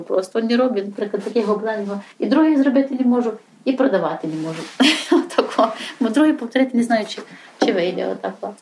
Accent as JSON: {"language": "Ukrainian", "town": "Yavoriv", "region": "Ivano-Frankivsk Oblast", "country": "Ukraine", "tie": "born or raised there", "said": "я одна з місцевих таких корінних гуцулок"}